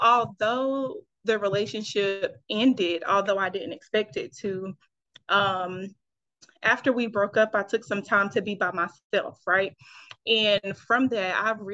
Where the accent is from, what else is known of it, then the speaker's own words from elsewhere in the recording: Fayetteville, North Carolina, United States; moved away as an adult; now in Los Angeles, United States; I am originally from Fayetteville, North Carolina, 26